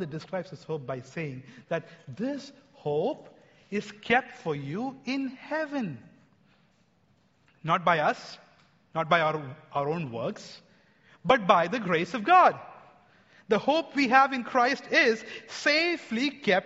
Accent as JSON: {"language": "English", "country": "India", "said": "I'm an Indian"}